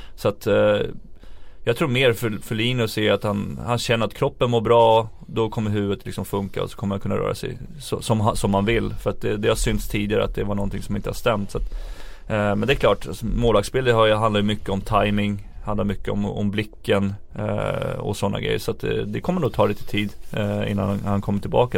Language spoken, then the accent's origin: Swedish; Sweden; som, som svenskar